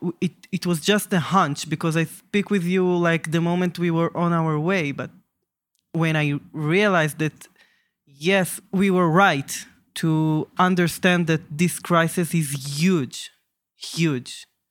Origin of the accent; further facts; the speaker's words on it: Jerusalem, Jerusalem District, Israel; I'm from Jerusalem